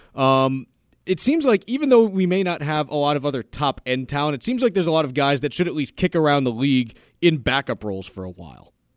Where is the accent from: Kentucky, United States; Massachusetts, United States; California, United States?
Massachusetts, United States; just outside Boston; moved away as an adult; also born or lived in New York City; I grew up just outside Boston